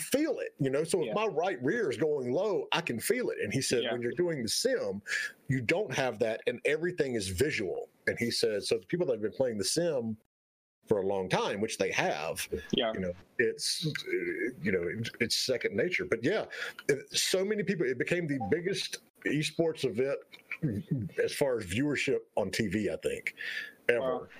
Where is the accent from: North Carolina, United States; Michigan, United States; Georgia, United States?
North Carolina, United States; I grew up in North Carolina. I mean, Richard Petty's shop was 20 minutes from my house